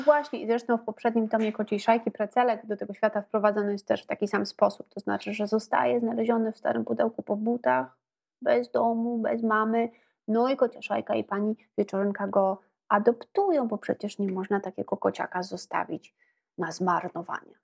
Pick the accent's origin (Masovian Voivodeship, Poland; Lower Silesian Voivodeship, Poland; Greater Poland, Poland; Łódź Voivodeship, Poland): Masovian Voivodeship, Poland; Warsaw; Ja się e, urodziłam i wychowałam w Warszawie